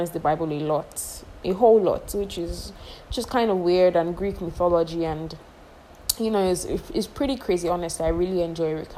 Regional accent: Nigeria; I am a Nigerian girl living in Nigeria

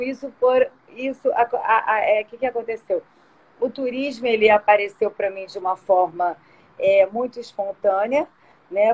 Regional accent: Rio de Janeiro, Brazil; born or raised there; also born or lived in São Paulo

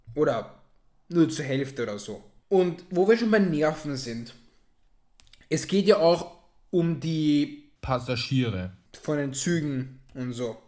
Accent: Austria; mir als Österreicher

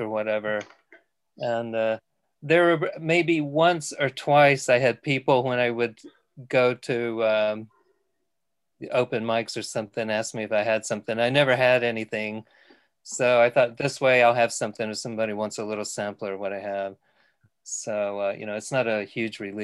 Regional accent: Texas, United States; moved away as an adult; now in New Mills, United Kingdom; I'm from Texas. I taught philosophy at a community college there until 2016 when I retired.

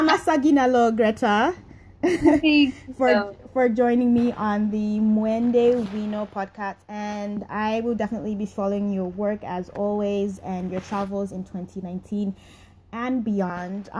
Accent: Zambia; I'm from Zambia

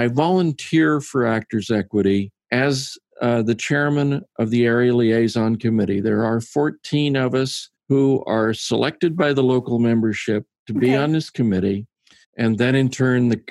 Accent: Arizona, United States; moved away as an adult; also born or lived in Prescott, Arizona; now in Dallas, United States; I'm originally from Arizona

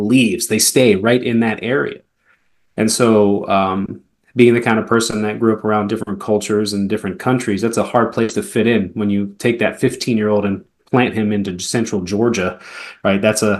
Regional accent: Germany; also born or lived in Spain / Atlanta, United States; now in United States; So I spent a lot of time in Europe. I grew up in Germany and in Spain for probably half of the first 15, 16 years of my life before, you know, settling in the greater Atlanta area and then now Florida.

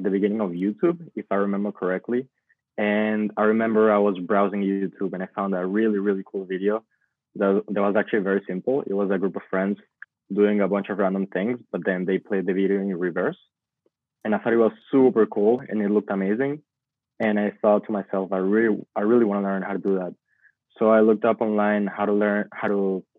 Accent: Venezuela; moved away as an adult; also born or lived in Boston; I'm a Venezuelan video content creator. I grew up in Venezuela, but I moved to Boston when I was 18.

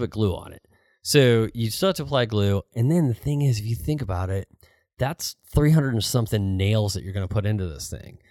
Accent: St. Louis, Missouri, United States; moved away; I grew up in Saint Louis

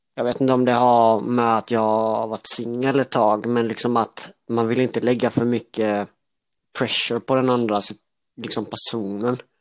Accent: Älmhult, Kronoberg County, Sweden; now in Växjö, Sweden; Jag är uppvuxen i Älmhult

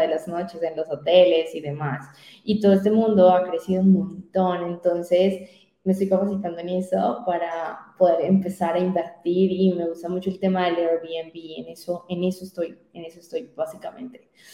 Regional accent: Colombia; yo me quiero quedar en mi tierra, en mi tierra, en mi país

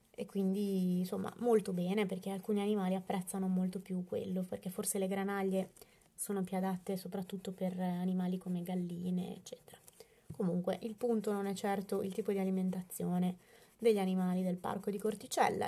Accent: Bologna, Emilia-Romagna, Italy; io sono di Bologna

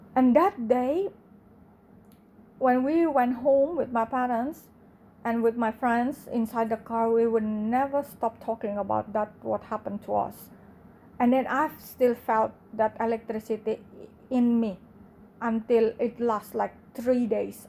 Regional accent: Indonesia; English is a second language; I grew up in Indonesia, in the biggest Muslim in the world

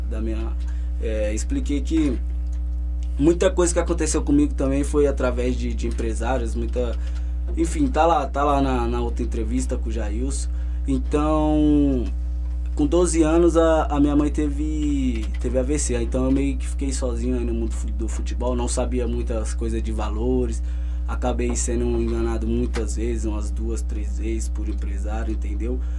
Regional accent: São Paulo, Brazil; born there; quem aqui da nossa região, do Grajaú, onde eu nasci ali

